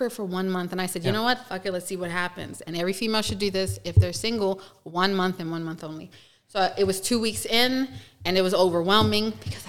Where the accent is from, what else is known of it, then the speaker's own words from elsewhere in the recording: New York City, New York, United States; moved away; from New York. I'm from the Bronx, New York. I'm from Yankee Land.